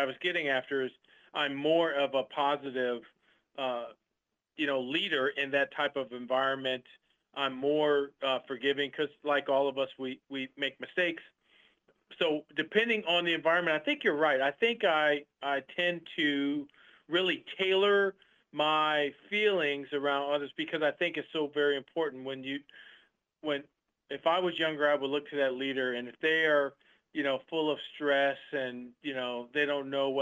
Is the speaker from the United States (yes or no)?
yes; Milwaukee, Wisconsin, United States; moved away as an adult; I was born and raised in Wisconsin.